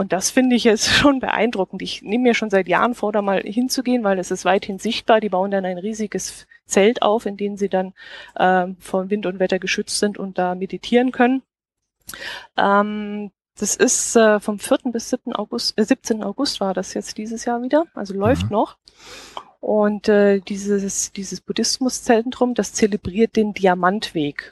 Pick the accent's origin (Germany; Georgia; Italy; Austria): Germany; Kempten, Bavaria; da steht eine alte Burganlage bei uns in Kempten